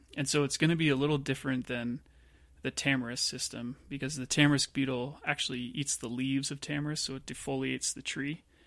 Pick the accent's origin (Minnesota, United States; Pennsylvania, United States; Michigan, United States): Pennsylvania, United States; outside of Philadelphia; moved away; I grew up outside of Philadelphia in Pennsylvania.